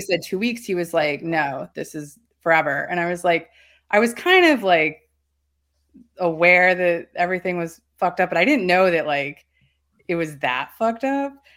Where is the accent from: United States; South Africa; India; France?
United States; North Carolina; moved away; I'm from North Carolina.